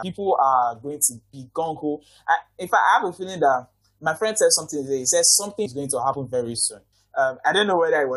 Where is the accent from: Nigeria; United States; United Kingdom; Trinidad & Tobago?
Nigeria; I'm so proud as a Nigerian